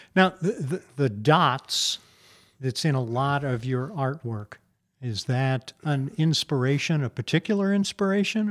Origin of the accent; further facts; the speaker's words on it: Princeton, Illinois, United States; my hometown of Princeton, Illinois